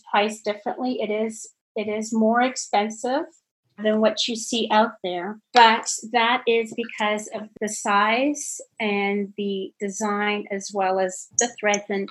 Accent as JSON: {"language": "English", "country": "Canada", "moved": "yes", "lives_now": "Germantown, United States", "said": "I'm originally from Canada."}